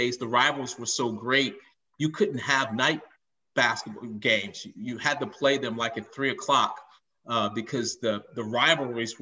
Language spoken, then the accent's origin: English; Chicago, Illinois, United States; I grew up in Chicago